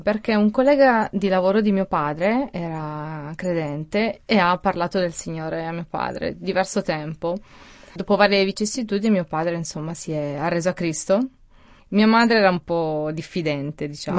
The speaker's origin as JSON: {"language": "Italian", "country": "Italy", "tie": "born or raised there", "also_born_or_lived": "Switzerland"}